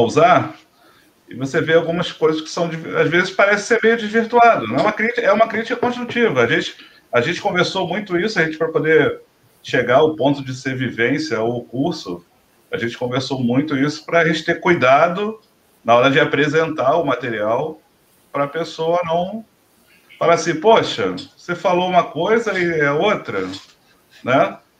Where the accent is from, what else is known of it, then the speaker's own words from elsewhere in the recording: Rio de Janeiro, Brazil; a gente é aqui do Rio de Janeiro